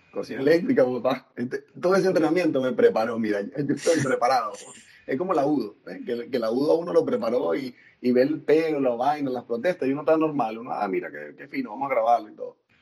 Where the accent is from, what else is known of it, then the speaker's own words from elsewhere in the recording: Venezuela; moved away as an adult; also born or lived in Puerto La Cruz / Margarita Island; now in Santiago, Chile; Puerto La Cruz, Margarita, ahora en Chile